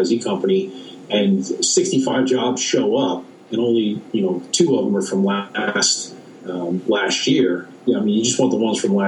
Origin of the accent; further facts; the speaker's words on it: New York, United States; moved away; I grew up in New York, and I didn't go to the Statue of Liberty until I moved away from New York